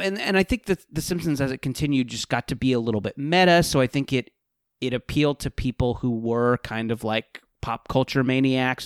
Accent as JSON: {"language": "English", "area": "Orange County", "region": "California", "country": "United States", "tie": "born or raised there", "said": "I grew up in Orange County"}